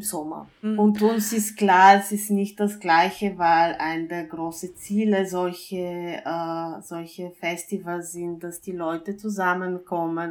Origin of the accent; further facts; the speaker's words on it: Bulgaria; now in Vienna, Austria; ich komme ursprünglich aus Bulgarien